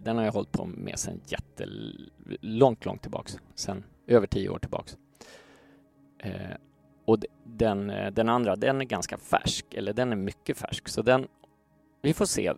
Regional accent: Stockholm, Stockholm County, Sweden; jag växte upp i Gamla Enskede

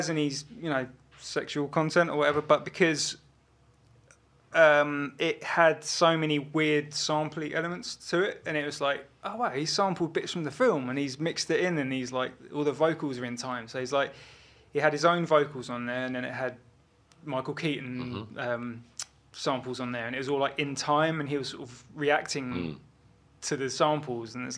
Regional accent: Kingston upon Thames, London, United Kingdom; also born or lived in Brighton; I was born in Brighton, lived there for 3 years, moved to Kingston in Surrey, near Richmond, arm's length from London. And, yeah, so, like, growing up was Kingston, basically

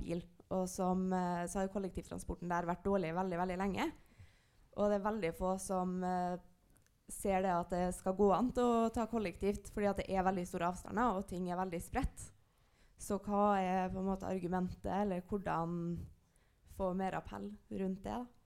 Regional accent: Alta, Finnmark, Norway; fra Alta, f.eks., der jeg er fra

